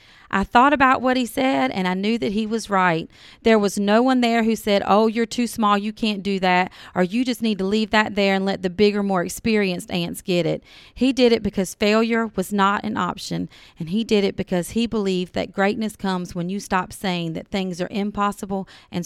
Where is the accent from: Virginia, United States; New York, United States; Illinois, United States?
Virginia, United States; now in Georgia, United States; I grew up in Virginia, and the only reason that I came to Georgia was because we were homeless and my dad, you know, lived here.